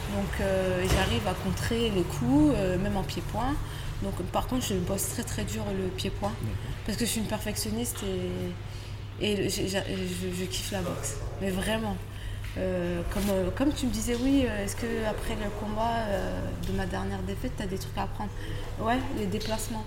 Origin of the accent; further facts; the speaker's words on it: France; je suis française. Je, suis née en France, je m'entraîne en France.